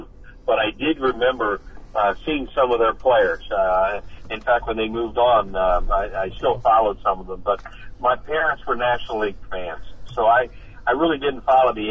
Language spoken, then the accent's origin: English; Newtown Square, Pennsylvania, United States; I grew up in Newtown Square in Delaware County